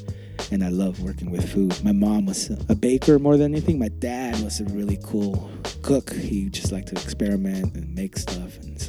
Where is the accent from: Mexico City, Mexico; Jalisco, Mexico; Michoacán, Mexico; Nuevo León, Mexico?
Mexico City, Mexico; now in San Francisco, United States; I was born in Mexico City.